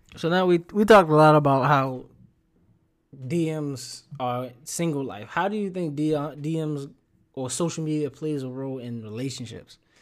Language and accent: English; Baltimore, Maryland, United States; I'ma talk to you like a kid out of Baltimore